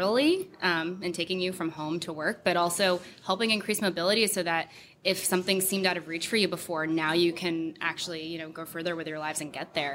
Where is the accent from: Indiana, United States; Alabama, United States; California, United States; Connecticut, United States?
Connecticut, United States; I'm from Connecticut